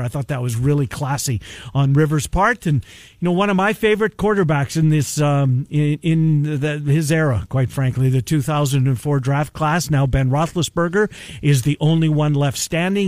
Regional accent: Canada; I went through the Canadian school system.

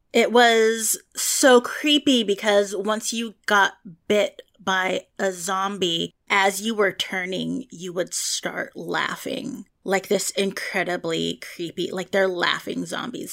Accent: San Francisco Bay Area, California, United States; also born or lived in Los Angeles; I'm from the San Francisco Bay Area, but I went to college in L A, and I lived in L A for years

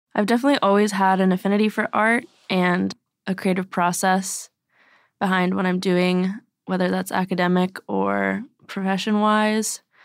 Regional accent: Texas, United States; now in Oregon, United States; I was born in Texas, like, hundred, thousands of miles away from this

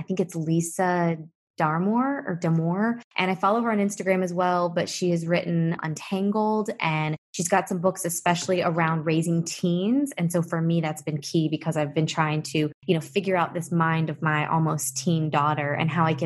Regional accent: Lexington, Kentucky, United States; moved away as an adult; also born or lived in Atlanta, Georgia / Nashville, Tennessee; now in Fort Lauderdale, United States; my being born and raised in Lexington, which is the horse capital of the world

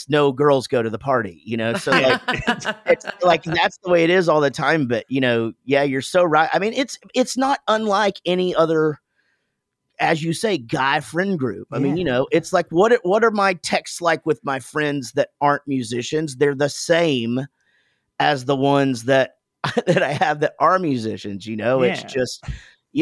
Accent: Wichita Falls, Texas, United States; I'm from Wichita Falls, Texas.

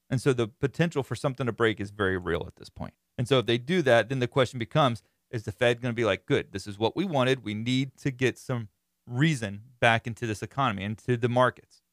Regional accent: Florida, United States; I'm from Florida

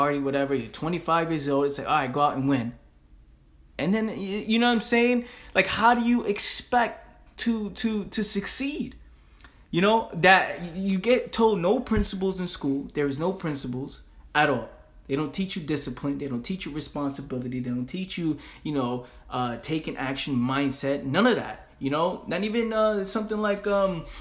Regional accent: New York City, New York, United States; where we grew up in the Bronx, in the hood

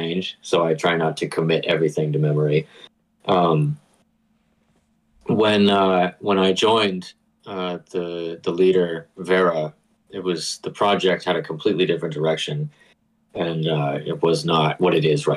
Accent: Boston, Massachusetts, United States; I'm from the Boston area

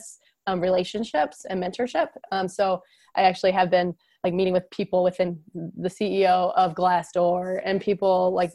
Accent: Ann Arbor, Michigan, United States; I grew up in Ann Arbor

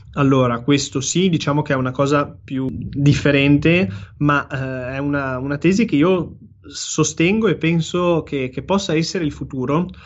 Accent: Genoa, Liguria, Italy; da genovese

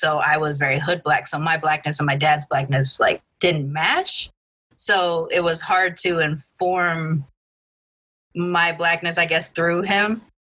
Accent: Long Beach, California, United States; I grew up in Long Beach around predominantly a Black and Latinx student body, a little bit of white kids here and there, but I look ambiguously Asian Latin, and so I'm not even representative of any of the groups that are part of my heritage.

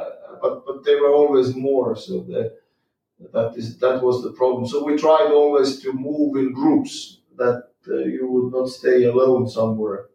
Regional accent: Jõhvi, Ida-Viru County, Estonia; I was born in Estonia, in northeast of Estonia, in a little town called Jõhvi, and that was 1967

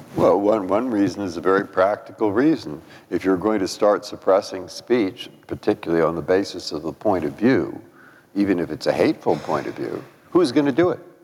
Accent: San Francisco, California, United States; also born or lived in Boston; now in Washington, United States; I grew up in San Francisco

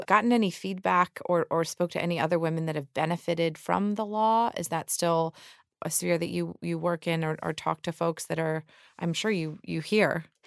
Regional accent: Georgia, United States; I think that happens in my home state, too. I mean, we, we're always referred to as a, a red state with a blue bubble in Atlanta

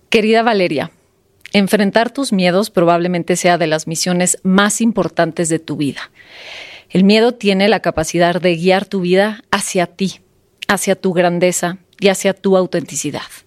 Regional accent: Sonora, Mexico; moved away as an adult; now in Mexico City, Mexico; yo soy sonorense, yo nací en un pueblito en Sonora y eh, a los 20 años me vine a la Ciudad de México

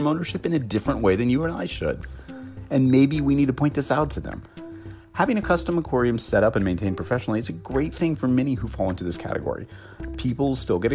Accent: Los Angeles, California, United States; Los Angeles, my hometown

